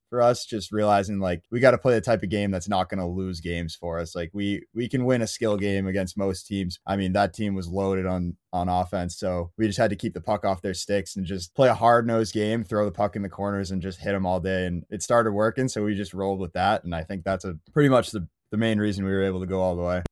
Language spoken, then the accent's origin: English; Quincy, Massachusetts, United States; I'm from Quincy, Mass, very much a Quincy, Mass native